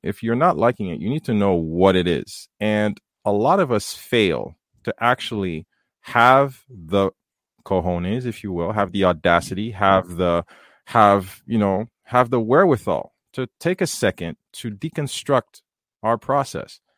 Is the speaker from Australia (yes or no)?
no; Haiti; moved away; coming from the third world, growing up in Haiti